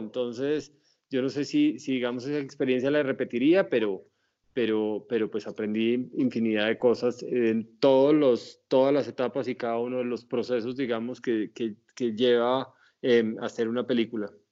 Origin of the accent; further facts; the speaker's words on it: Pasto, Nariño, Colombia; en mi tierra, porque como sabes yo soy pastuso